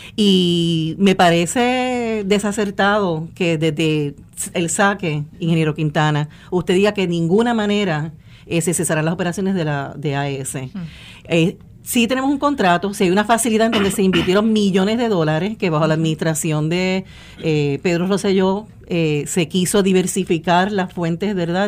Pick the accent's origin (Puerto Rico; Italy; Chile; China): Puerto Rico; somos puertorriqueños contra puertorriqueños